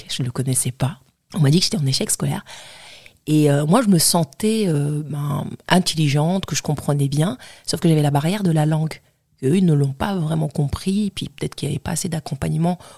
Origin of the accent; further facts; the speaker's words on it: Mohammedia, Casablanca-Settat, Morocco; born there; alors moi, je suis née à une petite ville à côté de Casa, Mohamedia. Je suis née au Maroc.